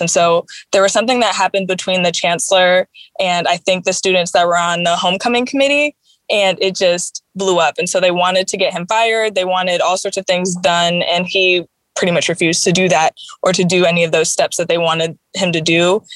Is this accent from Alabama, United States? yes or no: no; Chicago, Illinois, United States; moved away; also born or lived in Boston / Missouri; I was born in Boston actually, but I only lived there for a couple years when I was small, and then I moved to Chicago, and so I was raised there.